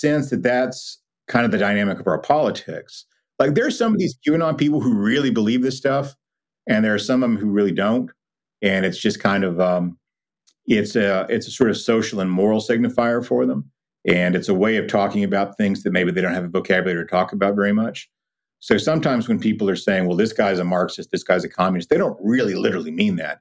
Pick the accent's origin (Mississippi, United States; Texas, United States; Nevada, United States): Texas, United States; Lubbock; When I was a little kid growing up in Lubbock